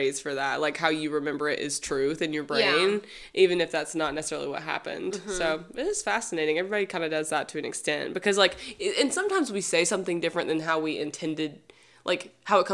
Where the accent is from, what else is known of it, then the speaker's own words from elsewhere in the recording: the South, United States; I'm from the South. I know, I'm sure everyone can hear my accent